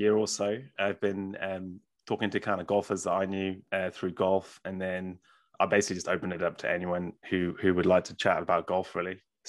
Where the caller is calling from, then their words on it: New Zealand; I'm calling you from New Zealand. So it's a bit far away from America